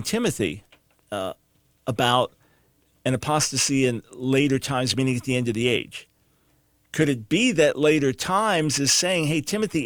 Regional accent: New York, United States; growing up in New York

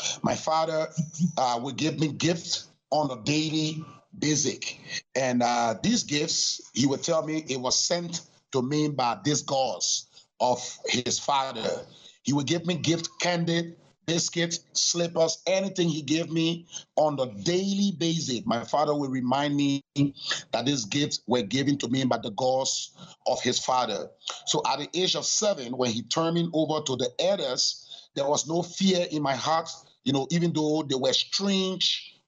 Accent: Liberia; Well, my father was supposed to be the priest from the Kran tribe. I am from the sect of the Kran tribe called Chukong.

